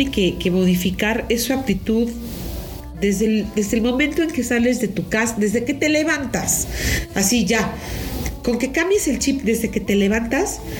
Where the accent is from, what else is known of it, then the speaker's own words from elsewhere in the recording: Mexico; Cuando nos conviene somos mexicanos.